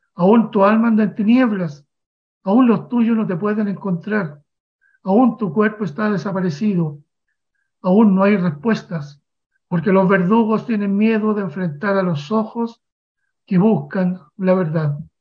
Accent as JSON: {"language": "Spanish", "country": "Chile", "tie": "born or raised there"}